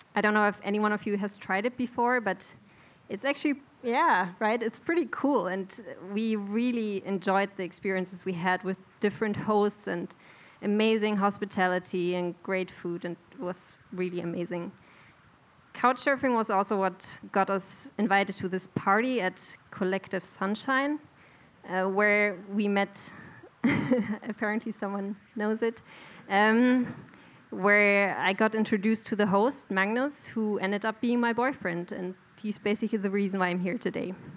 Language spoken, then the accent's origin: English; Bielefeld, North Rhine-Westphalia, Germany; moved away as an adult; now in Sweden; I'm from Bielefeld, a mid sized town in Germany